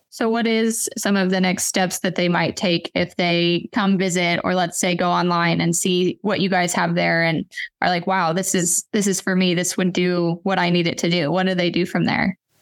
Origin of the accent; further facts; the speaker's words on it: Western Kansas, United States; moved away; I'm from Western Kansas originally